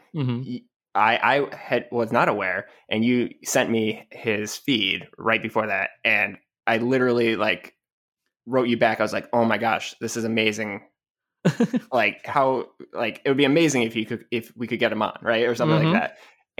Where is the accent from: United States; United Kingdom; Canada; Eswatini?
United States; Rochester, New York; I grew up in Rochester, RIT.